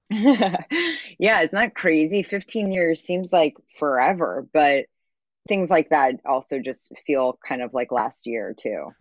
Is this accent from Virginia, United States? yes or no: no; New York City, New York, United States; I grew up in New York City